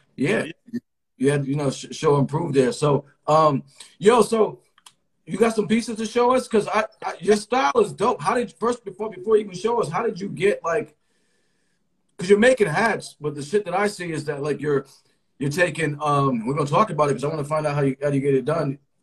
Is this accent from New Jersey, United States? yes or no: no; Connecticut, United States; I am from Connecticut. So I would have I was the cousin from Connecticut going to Virginia.